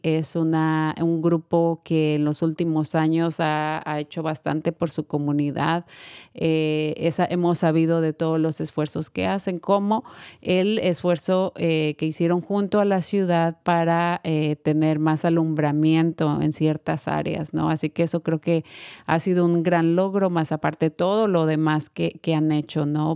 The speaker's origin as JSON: {"language": "Spanish", "country": "Mexico", "also_born_or_lived": "Guanajuato", "moved": "yes", "said": "yo que soy de México"}